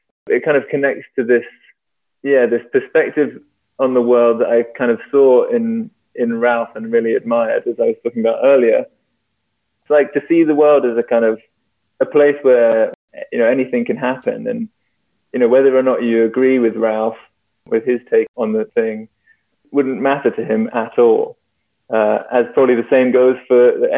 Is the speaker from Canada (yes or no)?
no; London, United Kingdom; I grew up in London